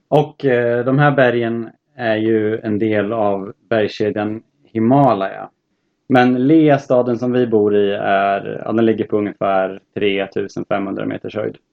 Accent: Örebro, Örebro County, Sweden; kommer från Örebro i eh, fina Närke

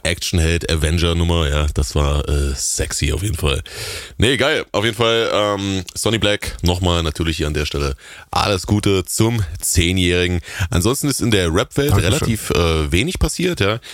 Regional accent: the East, eastern Germany, Germany; Das, das gab's bei uns damals nicht im rauen Osten

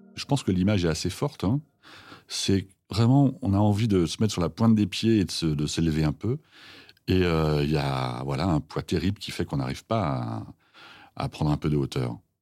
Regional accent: Villers-Cotterêts, Hauts-de-France, France; Je viens de Picardie, dans l'Aisne, 02, Villers-Cotterêts

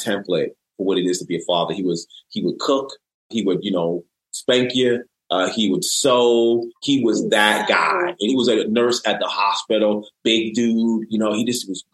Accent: New York City, New York, United States; I was raised by a single parent mom in the Bronx, New York City

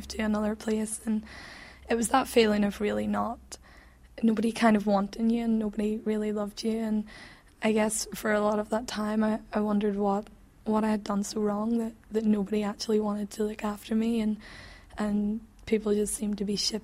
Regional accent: England, United Kingdom; accent: English; my silly English accent

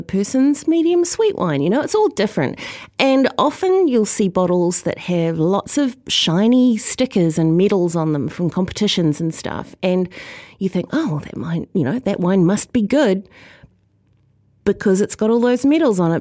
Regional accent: New Zealand; as a New Zealander

